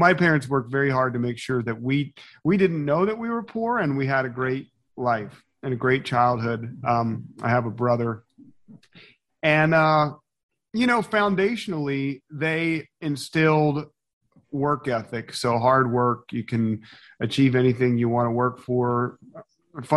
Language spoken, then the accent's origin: English; Philadelphia, Pennsylvania, United States; I'm from Philadelphia